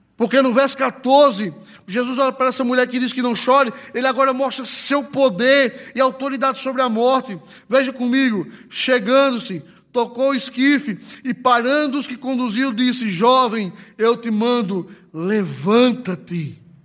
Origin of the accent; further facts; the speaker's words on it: Northeast Region, Brazil; Lá na minha cidade, no Nordeste